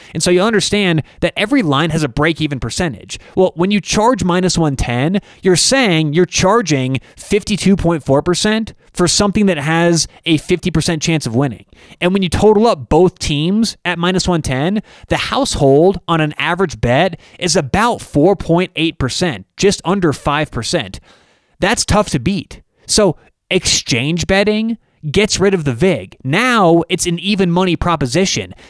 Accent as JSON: {"language": "English", "town": "Denver", "region": "Colorado", "country": "United States", "said": "I'm from Denver"}